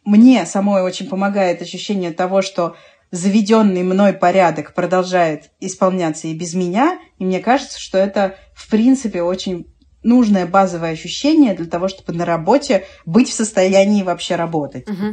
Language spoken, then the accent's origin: Russian; Moscow, Russia; мы сытые москвичи, да, мы сытые москвичи